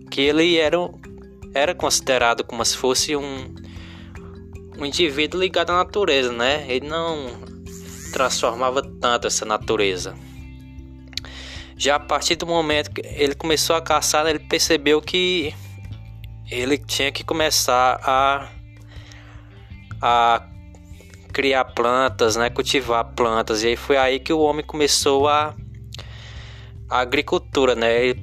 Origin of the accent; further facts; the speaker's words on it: Crateús, Ceará, Brazil; aqui como eu sou do interior aqui de Crateus, né?